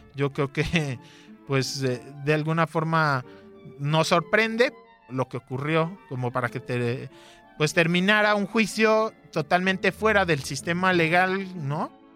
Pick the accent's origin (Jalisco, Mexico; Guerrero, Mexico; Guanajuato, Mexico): Jalisco, Mexico; Guadalajara; Nací aquí en Guadalajara en el 87